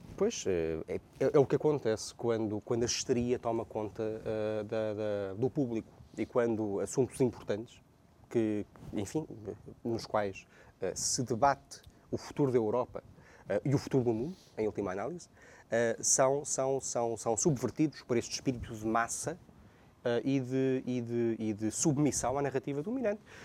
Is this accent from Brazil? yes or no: no; Portugal